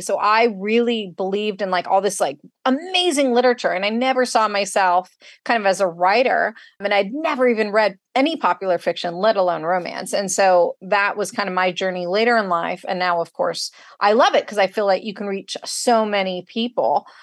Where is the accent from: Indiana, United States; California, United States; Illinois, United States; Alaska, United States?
California, United States; Northern; moved away as an adult; now in San Diego, United States; Northern California, where I'm actually from